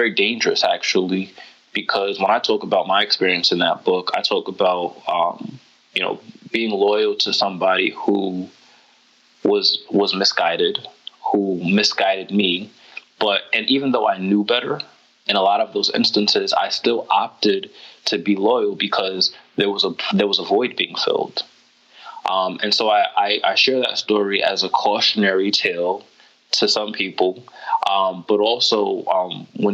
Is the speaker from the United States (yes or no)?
yes; United States; I'm American